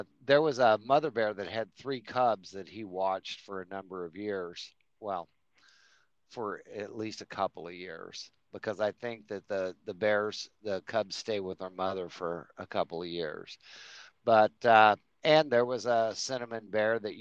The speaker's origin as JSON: {"language": "English", "region": "Colorado", "country": "United States", "tie": "born or raised there", "moved": "yes", "lives_now": "Oklahoma, United States", "said": "I'm born and raised in Colorado"}